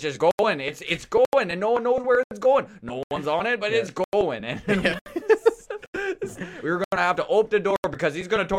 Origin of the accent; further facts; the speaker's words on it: Newfoundland and Labrador, Canada; accent: Newfoundland; Yeah, I should have done Ohio, that whole thing in my Newfoundland accent because it's much better.